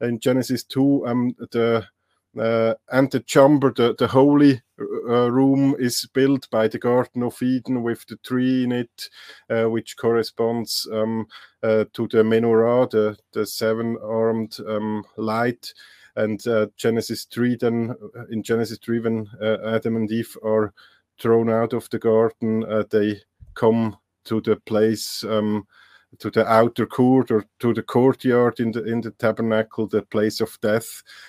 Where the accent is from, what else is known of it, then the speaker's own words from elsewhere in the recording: Switzerland; also born or lived in Leuven, Belgium; I'm from Switzerland. I did some studies in German language and literature, I think on a bachelor level.